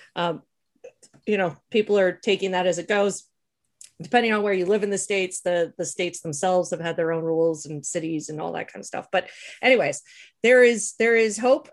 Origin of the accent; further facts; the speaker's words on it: Canada; growing up in Canada